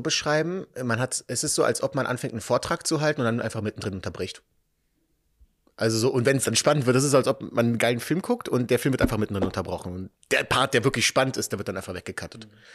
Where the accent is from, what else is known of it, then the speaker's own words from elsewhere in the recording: Berlin, Germany; also born or lived in Israel; Ich bin in Berlin-Spandau aufgewachsen